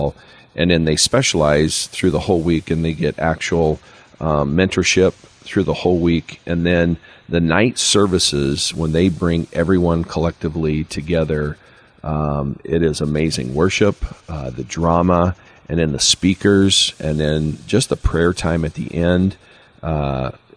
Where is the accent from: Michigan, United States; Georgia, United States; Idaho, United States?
Idaho, United States; American Falls; I grew up in American Falls, and I participated in football, basketball, and track.